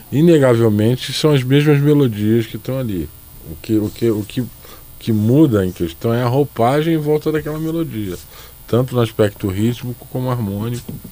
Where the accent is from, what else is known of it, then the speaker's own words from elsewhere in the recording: Rio de Janeiro, Brazil; now in São Paulo, Brazil; eu sou carioca, eu posso dizer, eu moro em São Paulo há muitos anos